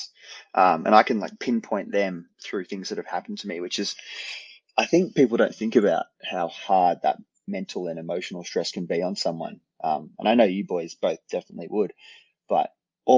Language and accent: English; Australia; accent: Australian; I'm Australian, born in Australia